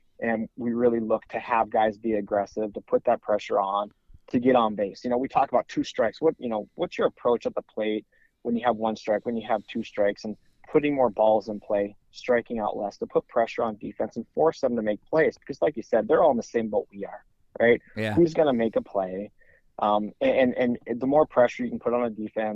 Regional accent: Montana, United States; now in East Grand Forks, United States; I grew up in Montana, and in Montana, we still don't have high school baseball.

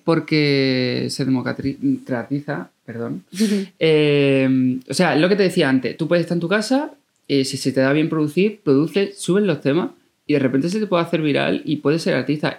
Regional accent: Coria del Río, Andalusia, Spain; Yo vengo de Corea del Río, de un pueblo de Sevilla

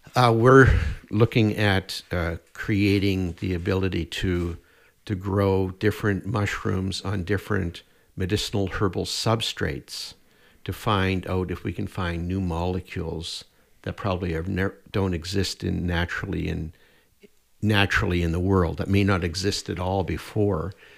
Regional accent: Nova Scotia, Canada; also born or lived in Prince Edward Island; now in Edmonton, Canada; I grew up in Nova Scotia.

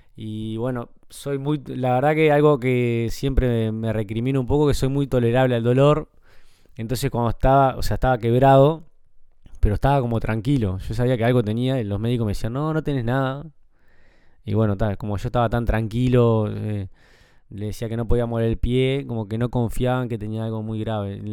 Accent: Montevideo, Uruguay; accent: Uruguayan; moved away as an adult; al ser el único uruguayo que estaba también en el club, yo si iba a algún lugar y hablaba, me decían, vos sos el uruguayo, ¿no? Enseguida te, te reconocían por el acento también.

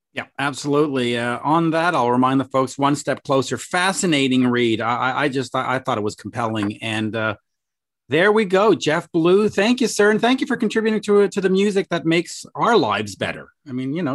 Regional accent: Canada; I'm a Canadian

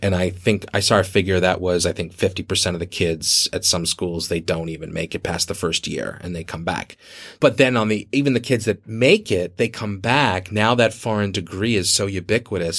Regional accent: Boston, Massachusetts, United States; now in Beijing, China; my hometown of Boston

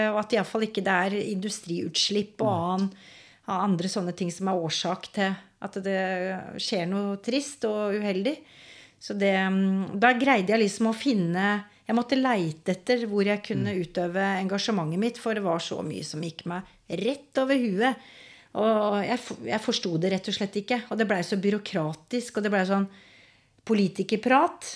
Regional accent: Skien, Telemark, Norway; Jeg er fra Gulset. Har vokst opp der.

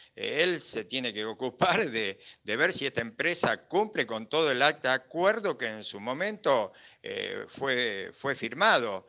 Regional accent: Bariloche, Río Negro, Argentina; somos gente de Bariloche

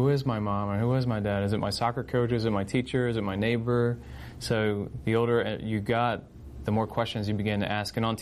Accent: Vineland, New Jersey, United States; also born or lived in Virginia / Philadelphia; I'm originally from Vineland, and born and raised in Vineland

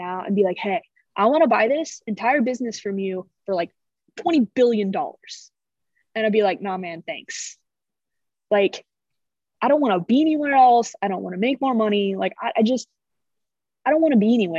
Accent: Illinois, United States; moved away; I grew up in Illinois

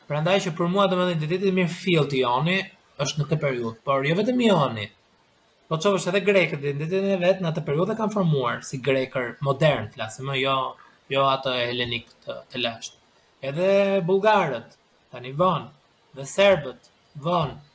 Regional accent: Albania; first language Albanian; moved away as an adult; also born or lived in Tirana; now in Germany; Për mua që kam lindur në Shqipëri, asociohet edhe me shumë gjëra të tjera, për një shtetësi, një një një identitet i brumosur i formësuar atje sipas kulturës dhe standardeve në në Shqipëri.

